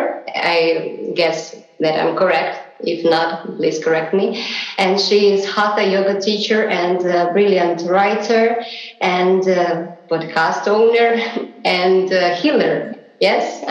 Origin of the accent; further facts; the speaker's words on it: Saint Petersburg, Russia; I was born in Russia, in St. Petersburg, in the late 80s.